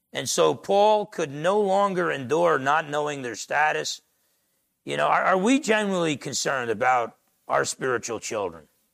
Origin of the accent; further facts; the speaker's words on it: Essex County, New Jersey, United States; I grew up in Essex County, New Jersey, half Italian, half Portuguese